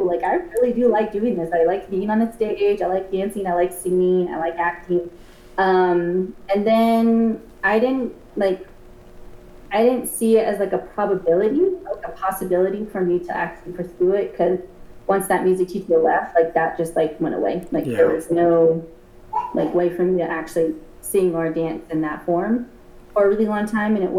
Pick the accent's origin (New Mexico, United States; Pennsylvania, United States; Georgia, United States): New Mexico, United States; Gallup; I was born and raised in Gallup